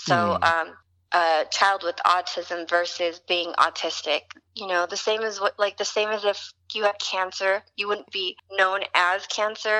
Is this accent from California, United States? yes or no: yes; Hayward, California, United States; moved away as an adult; also born or lived in Fremont, California; now in Los Angeles, United States; I was born in Hayward, California, and I lived actually in the same house my whole life, most of my childhood until 18